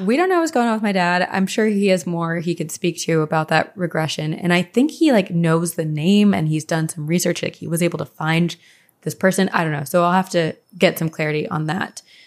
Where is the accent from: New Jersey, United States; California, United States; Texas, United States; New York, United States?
New Jersey, United States; Branchburg / Skillman, Princeton area; we moved from Branchburg to the Skillman, Princeton area